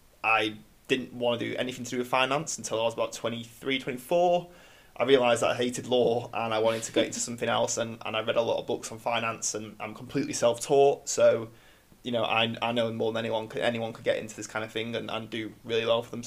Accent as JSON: {"language": "English", "town": "Manchester", "region": "North West England", "country": "United Kingdom", "said": "I'm 26 and... I'm from Manchester."}